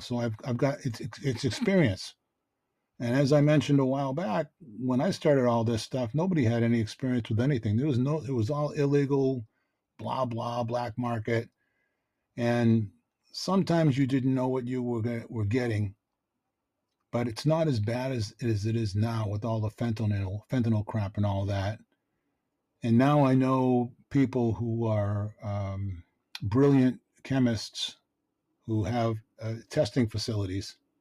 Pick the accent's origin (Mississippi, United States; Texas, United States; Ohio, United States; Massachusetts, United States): Massachusetts, United States; Boston; I grew up in Dorchester. It's a tough neighborhood in Boston